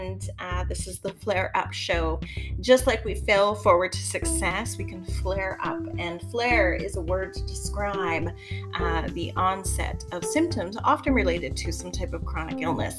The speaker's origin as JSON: {"language": "English", "town": "Winnipeg", "region": "Manitoba", "country": "Canada", "said": "I was from Winnipeg"}